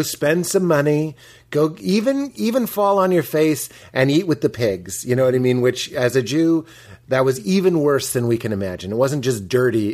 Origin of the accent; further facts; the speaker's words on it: outside of Boston, Massachusetts, United States; I grew up outside of Boston